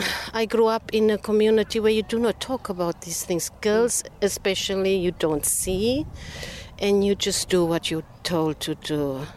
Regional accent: Namibia; also born or lived in South Africa; I grew up in half in Namibia and half in South Africa. And my dad, because he is a preacher, we moved around a lot.

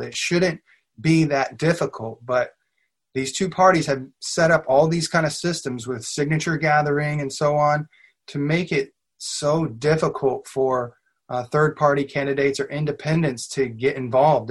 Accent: Southern Illinois, United States; now in Lexington, United States; I grew up in Southern Illinois, but my dad got a job transfer up here when I was in junior high, so I've been here ever since

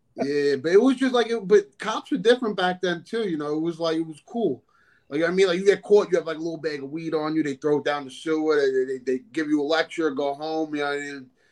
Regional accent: New York City, New York, United States; also born or lived in Sheepshead Bay, Brooklyn, New York; I moved out to Staten Island when I was like 12 years old

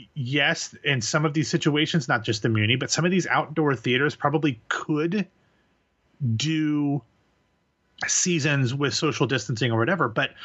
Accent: Columbus, Ohio, United States; my hometown of Columbus, Ohio

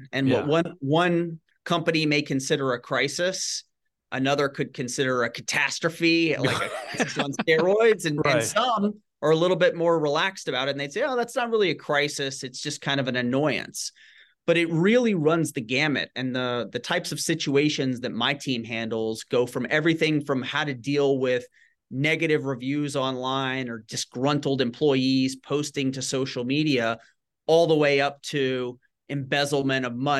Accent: Shreveport, Louisiana, United States; Growing up, I grew up in Northwest Louisiana in Shreveport and was always involved with writing and journalism and creative writing.

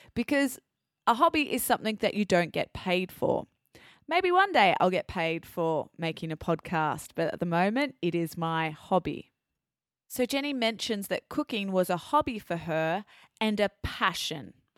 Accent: Australia; accent: Australian; now in France; my Australian accent.

